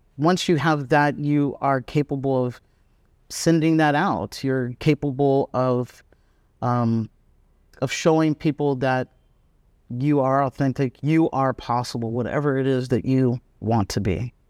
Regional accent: United States; moved away as an adult; also born or lived in San Francisco; now in Vietnam; I'm American

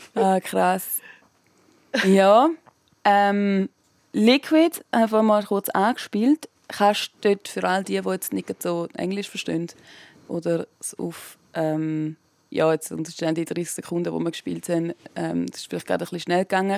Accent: Switzerland; bei uns in der Schweiz

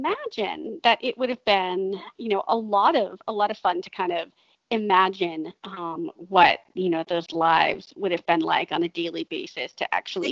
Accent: United States; So as an American, we don't have royalty here in the same way that British do.

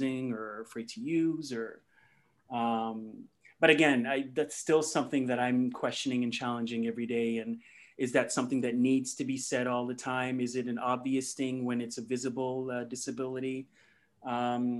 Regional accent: Mississauga, Ontario, Canada; also born or lived in Ghana; I'm from Ghana, and that's where my parents are from. And but I pretty much grew up here in Mississauga in Toronto

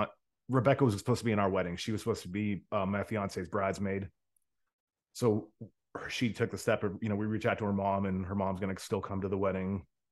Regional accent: Rust Belt, United States; No, so my life, and I'll tell you, I grew up in the America, we call it the Rust Belt. That is the area of the country, kind of like Buffalo to Cleveland to Toledo, to just kind of that corridor all the way through Michigan to Detroit

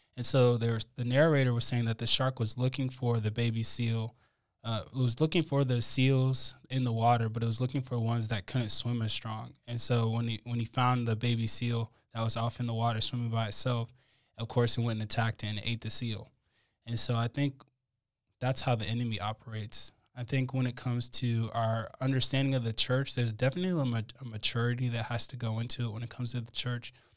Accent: United States; our individualistic society in America

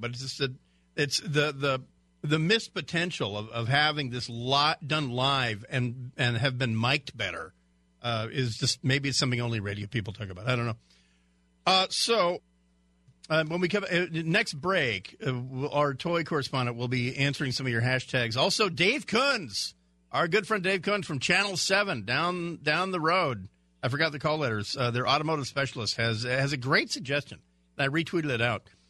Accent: Hawaii, United States; moved away; where I grew up in in Hawaii, we uh, we went to Aina Haina Mall or we went to the Ala Moana Mall

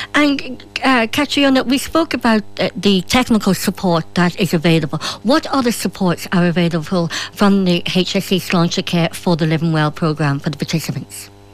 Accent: Ireland; as a woman, as an Irish woman

